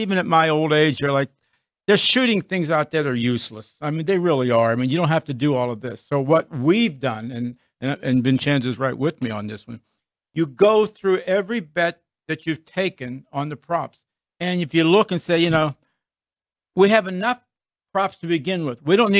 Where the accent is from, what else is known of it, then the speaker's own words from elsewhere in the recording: Trafford, Pennsylvania, United States; moved away; growing up in a little town, 22 miles from Pittsburgh, the Trafford, Pennsylvania